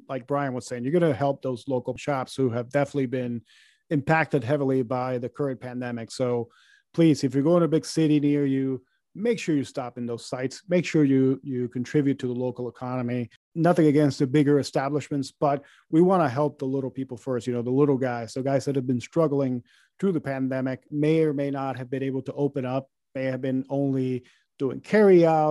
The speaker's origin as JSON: {"language": "English", "country": "Puerto Rico", "tie": "born or raised there", "moved": "yes", "said": "my hometown of Puerto Rico, back home in the Caribbean"}